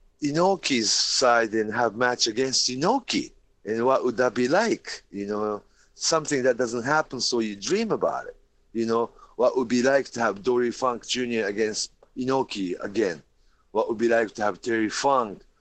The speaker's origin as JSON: {"language": "English", "country": "Japan", "tie": "born or raised there", "said": "growing up in Japan"}